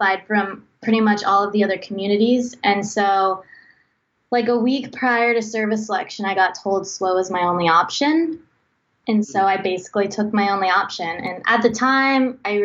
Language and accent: English; Long Beach, Mississippi, United States; I'm from Long Beach, Mississippi. It's a pretty small town on the Mississippi Gulf Coast.